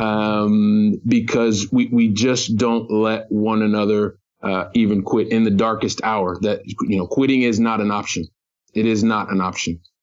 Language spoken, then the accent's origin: English; United States; now in Barcelona, Spain; I'm an American guy. I'm living here